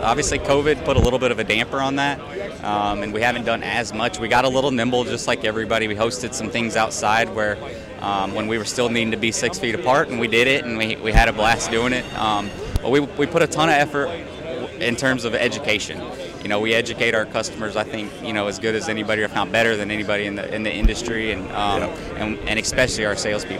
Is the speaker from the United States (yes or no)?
yes; Missouri, United States; now in Georgia, United States; I used to always actually get, even though I was born and raised in Missouri, people used to think my accent was from the Southeast